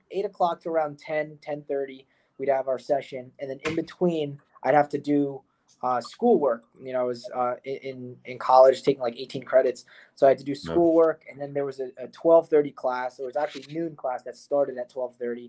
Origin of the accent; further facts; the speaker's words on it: North Brunswick, New Jersey, United States; I'm from North Brunswick, New Jersey. That's where, you know, I lived my entire life pretty much.